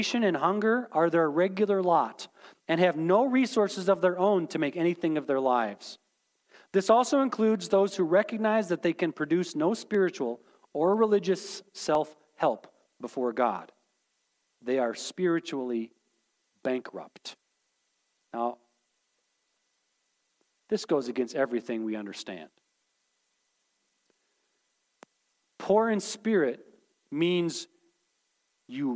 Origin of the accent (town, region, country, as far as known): United States